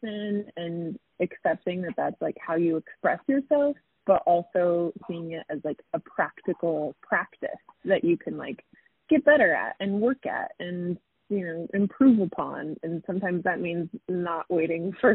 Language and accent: English; Ogden, Utah, United States; moved away as an adult; now in Salt Lake City, United States; I am from Ogden, Utah, but I currently reside in Salt Lake City